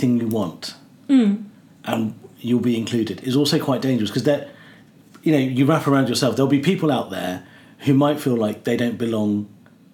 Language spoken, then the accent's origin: English; England, United Kingdom; I was born in England